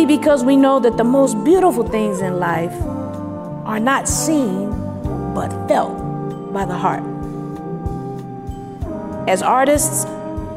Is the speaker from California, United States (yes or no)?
yes; Los Angeles, California, United States; I grew up in South Central Los Angeles